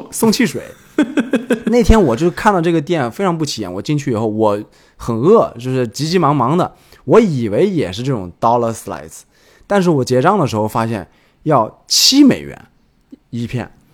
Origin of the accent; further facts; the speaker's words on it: China; moved away; also born or lived in New York; 我们中国人